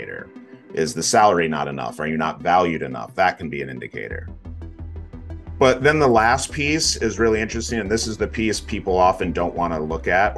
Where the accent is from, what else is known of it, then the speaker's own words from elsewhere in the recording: western Michigan, United States; I'm currently sitting in the western side of Michigan here in the Midwest. So born and raised here